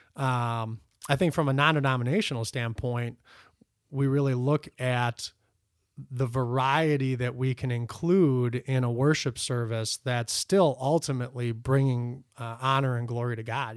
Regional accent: United States; I'm an American

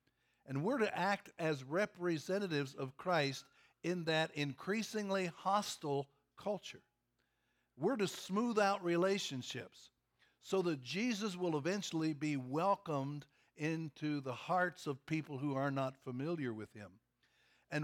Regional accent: Kentucky, United States; Number one, I'm from Kentucky. And people think Kentucky is a backward state.

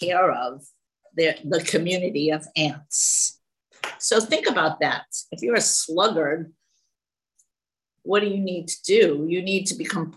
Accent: New York City, New York, United States; now in California, United States; before I moved to California in 1976, I never saw anything grow on a tree. I was from the Bronx

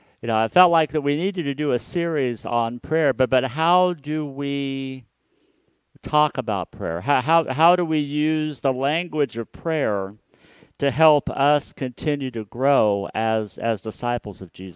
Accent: Hutchinson, Kansas, United States; also born or lived in Wichita, Kansas; I grew up in Hutchinson, Kansas, which is a town that is 45 minutes northwest of Wichita, Kansas.

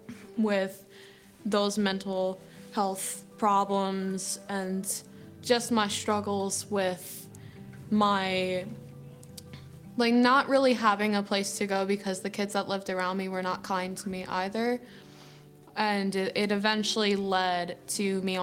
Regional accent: Pottstown, Pennsylvania, United States; I am from Pottstown

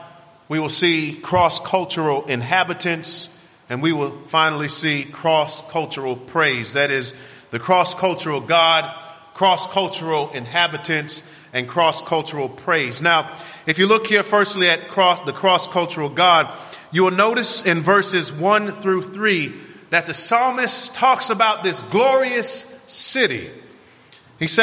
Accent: Miami, Florida, United States; growing up in Miami was an interesting experience for me

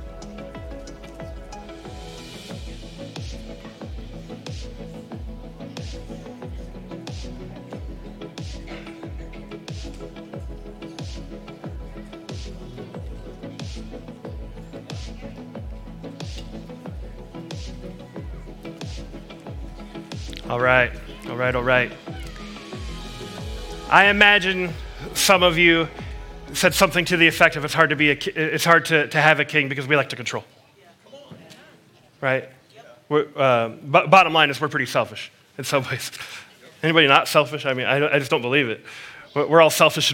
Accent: United States; As an American

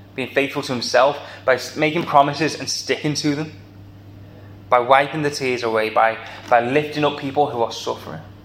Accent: the Wirral, North West England, United Kingdom; accent: Scouse; moved away as an adult; now in Liverpool, United Kingdom; I am a plastic scouser. I grew up on the Wirral.

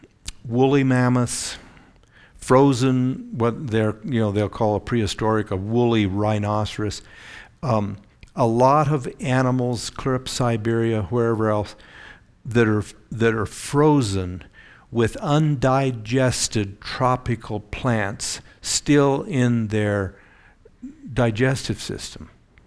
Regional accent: Eugene, Oregon, United States; But we'd go down to a place on the Oregon coast where a doctor in our church that I grew up in Eugene, had a big cabin there.

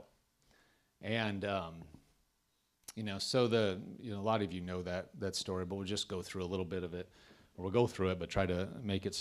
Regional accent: Nebraska, United States; moved away as an adult; also born or lived in Tulsa, Oklahoma; now in Andover, United States; I'm from Nebraska

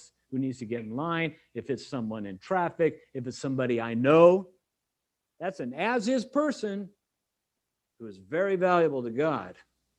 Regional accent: California, United States; I mean, I came from California.

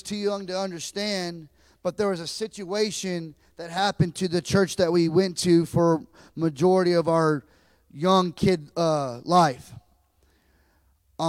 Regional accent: Lockhart, Texas, United States; also born or lived in Austin, Texas; I was born in Austin, Texas, and I lived all my life in a little town called Lockhart, Texas.

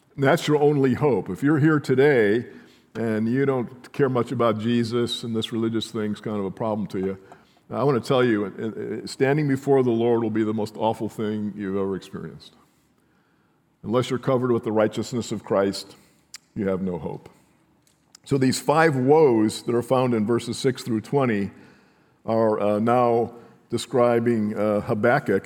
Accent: near Chicago, Illinois, United States; growing up in Chicago, near Chicago

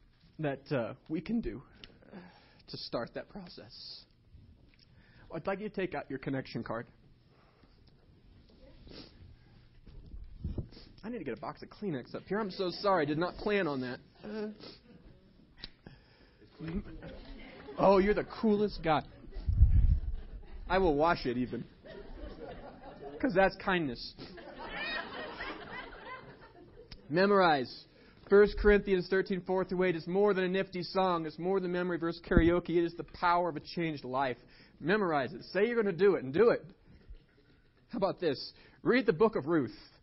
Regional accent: Estes Park, Colorado, United States; I grew up here in Estes

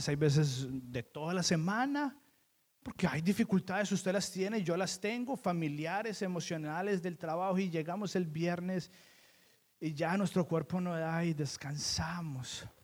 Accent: Colombia; Yo le decía a Keren, usted vino de un pueblito de México y yo vine de Colombia.

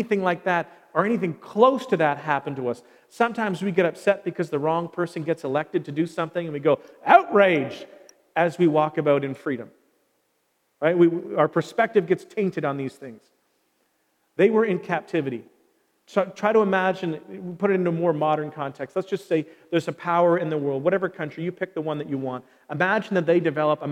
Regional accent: Canada; we are no longer citizens of our nation. We just stop being Canadian

